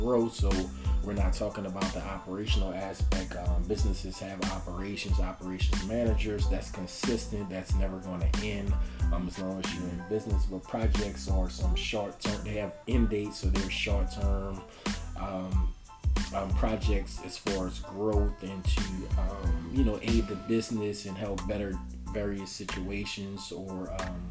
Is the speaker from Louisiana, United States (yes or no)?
yes; New Orleans, Louisiana, United States; also born or lived in San Antonio, Texas; I'm a native of New Orleans. I grew up in New Orleans East